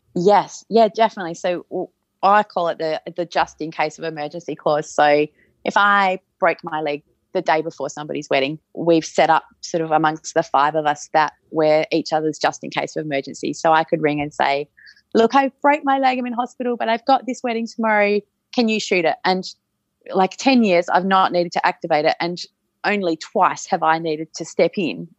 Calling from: Perth, Western Australia, Australia; I'm calling in from Perth in Western Australia

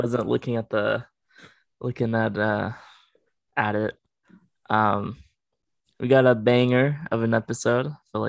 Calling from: Grants Pass, Oregon, United States; I'm coming live from Oregon.

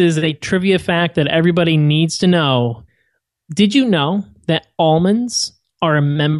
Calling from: Atlanta, Georgia, United States; Sunny Atlanta, Georgia, where it is not like San Diego, where it's 68 and sunny all year round.

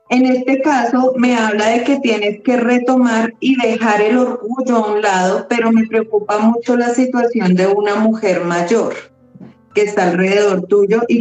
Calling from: Colombia

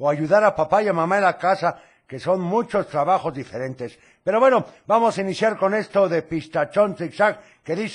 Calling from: Tepatitlán, Jalisco, Mexico; de Tepa.

